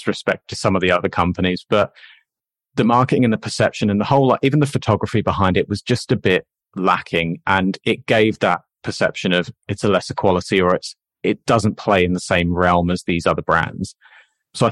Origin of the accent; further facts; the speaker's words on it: England, United Kingdom; now in Australia; Being English